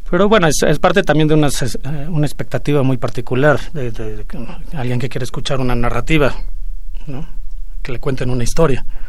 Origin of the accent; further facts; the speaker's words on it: Mexico; somos mexicanos y este, de alguna manera estamos vinculados con la Ciudad de México